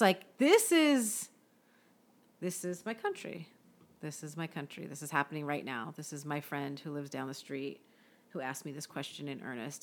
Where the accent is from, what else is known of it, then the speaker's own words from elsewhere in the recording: Bay Area, California, United States; my hometown